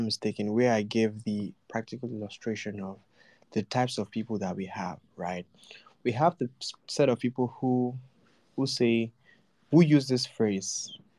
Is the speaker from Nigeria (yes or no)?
yes; Nigeria; I was born as a Nigerian